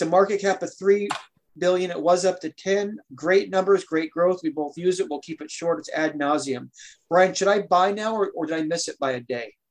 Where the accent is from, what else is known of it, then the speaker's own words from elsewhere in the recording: Oregon, United States; I'm from Oregon